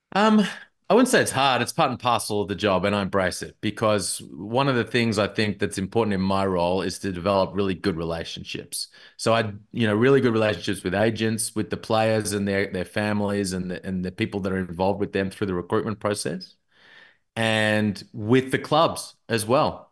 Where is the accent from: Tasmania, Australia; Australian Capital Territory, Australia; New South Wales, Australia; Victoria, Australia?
Victoria, Australia; Melbourne; I'm from Melbourne